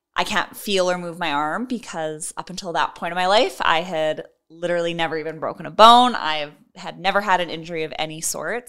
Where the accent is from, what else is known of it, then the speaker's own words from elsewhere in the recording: Edmonton, Alberta, Canada; also born or lived in Kenora, Ontario; I am from Edmonton, Alberta, and I was born in Kenora, Ontario, but lived most of my life out here in Edmonton.